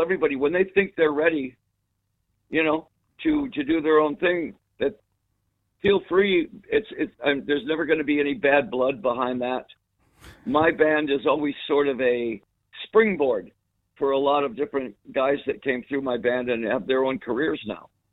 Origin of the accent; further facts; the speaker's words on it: United States; we're from America